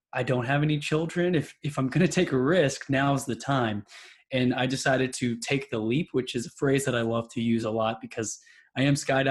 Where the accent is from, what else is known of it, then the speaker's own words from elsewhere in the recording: Texas, United States; also born or lived in New York; I've been raised in Texas my whole life